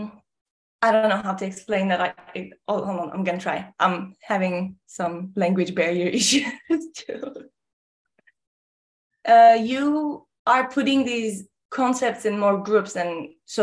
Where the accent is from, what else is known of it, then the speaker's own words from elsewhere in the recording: Ankara, Turkey; moved away as an adult; also born or lived in South Texas; now in Texas, United States; I'm from Ankara, Turkey, born and raised in Turkey up until 18 years old, and then came to South Texas to play basketball. Then got married and stayed